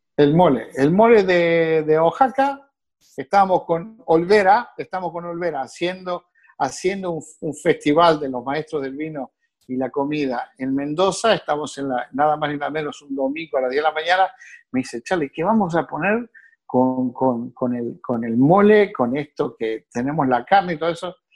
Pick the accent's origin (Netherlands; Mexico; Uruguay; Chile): Uruguay; moved away as an adult; now in North Miami, United States; nací en Uruguay